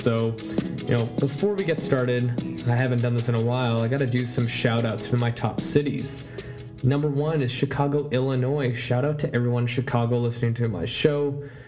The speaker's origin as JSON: {"language": "English", "town": "Vancouver", "region": "British Columbia", "country": "Canada", "said": "I tell them I'm from Canada and I'll even say Vancouver"}